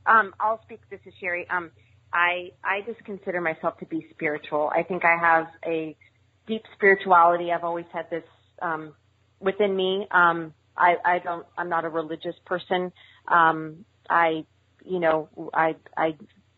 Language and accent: English; Montana, United States; I grew up in Montana.